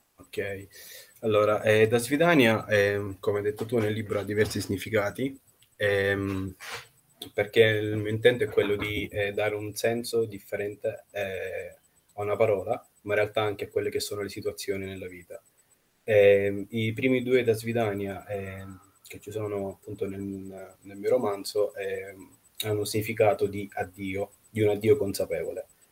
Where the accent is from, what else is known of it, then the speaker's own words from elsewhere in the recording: Nizhny Novgorod, Nizhny Novgorod Oblast, Russia; moved away; also born or lived in Siena, Italy / Rome, Italy; che è la città natale, Nizhny Novgorod, Mh-mh. appunto perché ci sono nato